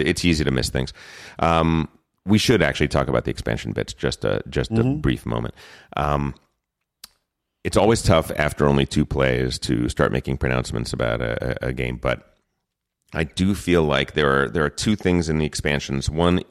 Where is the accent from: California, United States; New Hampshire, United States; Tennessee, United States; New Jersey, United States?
New Jersey, United States; No, but I am from New Jersey.